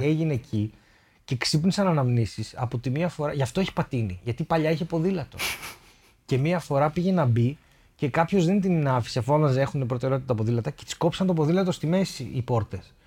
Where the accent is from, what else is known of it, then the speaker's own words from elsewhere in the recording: Thessaloniki, Central Macedonia, Greece; ήμασταν εμεί από τη Θεσσαλονίκη